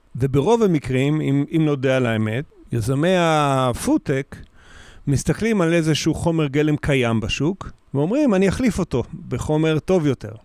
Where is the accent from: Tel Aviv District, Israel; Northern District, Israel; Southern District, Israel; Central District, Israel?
Southern District, Israel; Kiryat Gat; also born or lived in a kibbutz; now in Kiryat Tivon, Israel; אחרי זה גדלתי בקריית גת, כשהוריי עזבו את הקיבוץ.